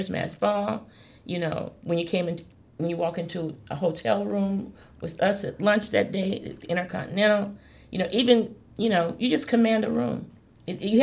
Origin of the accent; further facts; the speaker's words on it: Mississippi, United States; growing up in Mississippi